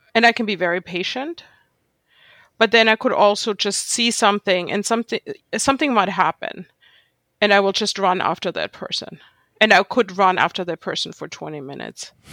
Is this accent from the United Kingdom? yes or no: no; Germany; English is a second language; moved away as an adult; also born or lived in Jerusalem, Israel; now in New York City, United States; growing up in Germany